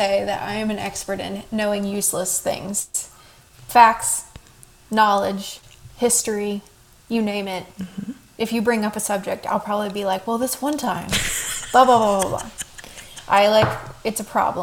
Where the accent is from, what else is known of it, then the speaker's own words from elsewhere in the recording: East Coast, United States; also born or lived in Texas; now in Carmel, Indiana, United States; I have only grown up in the East Coast